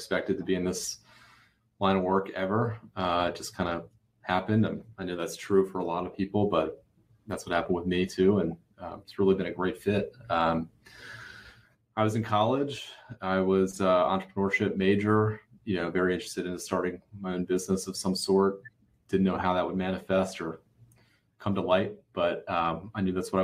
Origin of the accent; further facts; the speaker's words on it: Baltimore, Maryland, United States; Baltimore, which is where I'm from